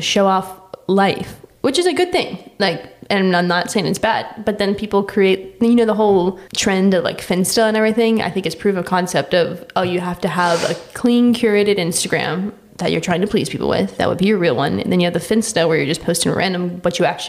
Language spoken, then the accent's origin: English; United States